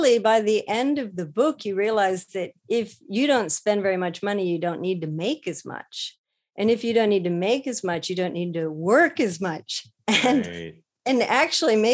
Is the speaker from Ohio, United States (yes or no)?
yes; Ohio, United States; moved away as an adult; now in Japan; I'm from Ohio in the US. So I was pretty landlocked most of my growing up life.